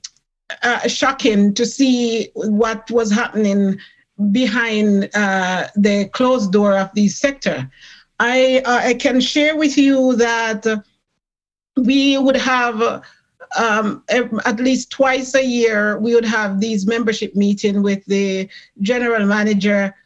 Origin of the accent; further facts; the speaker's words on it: Jamaica; now in Toronto, Canada; I came from Jamaica. I am a Jamaican born, and when I came in this country